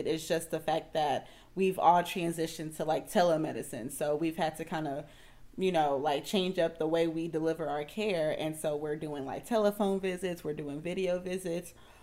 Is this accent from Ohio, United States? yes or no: no; Houston, Texas, United States; also born or lived in Austin, Texas / San Antonio, Texas; now in Dallas, United States; I was born and raised in Houston, Texas, Southwest Ailey, Texas, to be exact